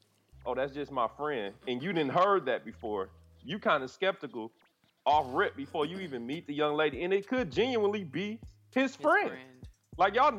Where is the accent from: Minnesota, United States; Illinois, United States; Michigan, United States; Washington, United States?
Michigan, United States; Detroit; I know that because I'm from Detroit.